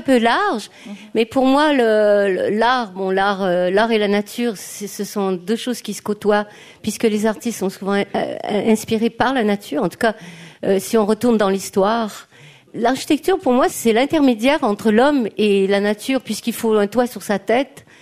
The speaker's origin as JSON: {"language": "French", "region": "Quebec", "country": "Canada", "also_born_or_lived": "Basque Country / Valais, Switzerland", "moved": "yes", "lives_now": "Switzerland", "said": "je suis québécoise"}